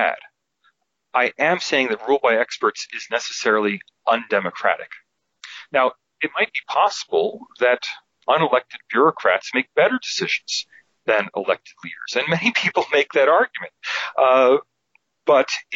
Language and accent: English; United States; moved away as an adult; now in Sydney, Australia; as an American in America